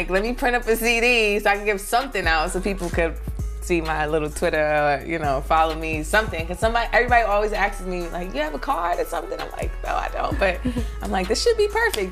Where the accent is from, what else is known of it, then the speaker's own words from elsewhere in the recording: New York City, New York, United States; also born or lived in North Carolina; I'm from Brooklyn, East New York, Cypress Hills Projects. I've been in Brooklyn all my life